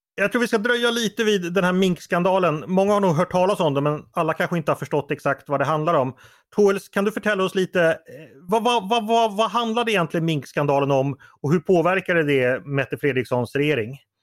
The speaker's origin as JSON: {"language": "Swedish", "country": "Sweden", "said": "som svensk"}